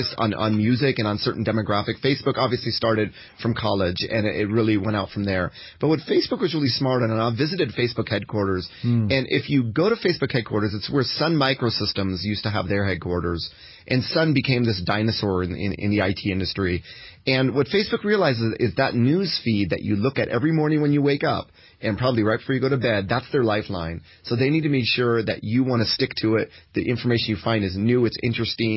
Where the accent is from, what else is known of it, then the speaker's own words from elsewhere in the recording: United States; also born or lived in Japan; As an American, I'm pretty unique in that after I graduated from college, I went out to Japan, where I lived for 15 years